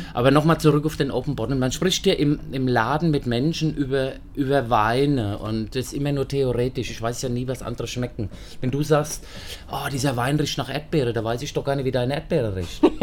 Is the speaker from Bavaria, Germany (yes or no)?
yes; Aschaffenburg, Bavaria, Germany; moved away as an adult; now in Wiesbaden, Germany; Ich komme aus Aschaffenburg ursprünglich